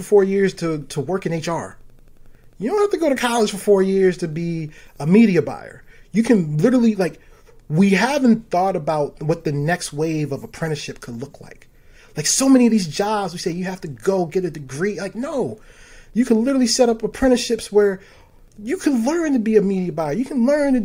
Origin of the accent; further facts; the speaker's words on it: Baltimore, Maryland, United States; I'm from Baltimore